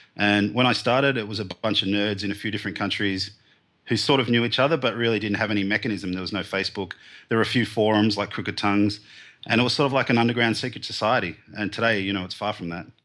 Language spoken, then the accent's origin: English; Melbourne, Victoria, Australia; I grew up in the suburbs of Melbourne, here in, um, southern Australia.